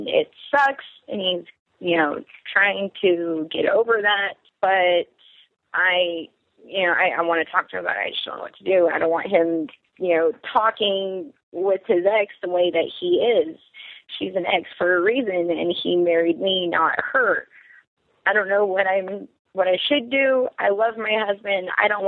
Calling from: Anchorage, Alaska, United States; I'm calling from Anchorage, Alaska. 25 and recently married.

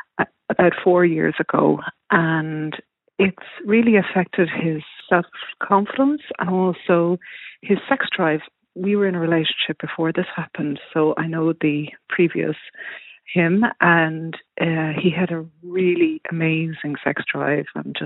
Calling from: Toronto, Ontario, Canada; I'm ringing from Toronto.

